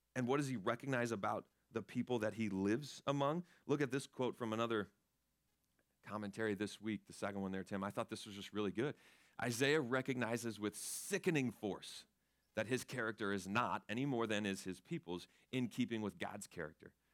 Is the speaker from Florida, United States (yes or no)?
yes; Florida, United States; I grew up in Florida